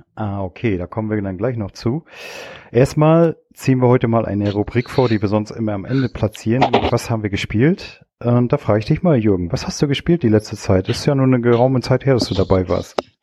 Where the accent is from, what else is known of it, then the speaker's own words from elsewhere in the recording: Stralsund, Mecklenburg-Vorpommern, Germany; ich komme aus Strasund